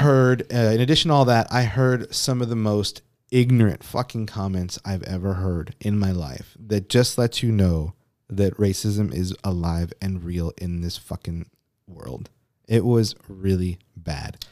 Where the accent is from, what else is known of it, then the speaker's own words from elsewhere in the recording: Texas, United States; we're from Texas